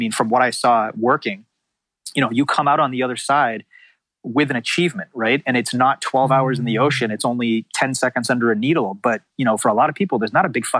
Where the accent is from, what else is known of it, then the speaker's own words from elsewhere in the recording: Massachusetts, United States; now in California, United States; I grew up in Massachusetts